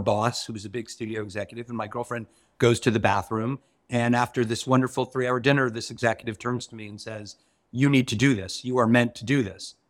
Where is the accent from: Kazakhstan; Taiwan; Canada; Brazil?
Canada; as a Canadian who comes from a very different system